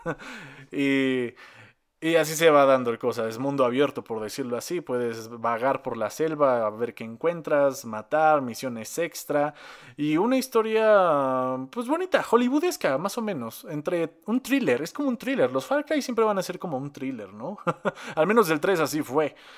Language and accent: Spanish; Mexico; yo estoy aquí en México, soy mexicano.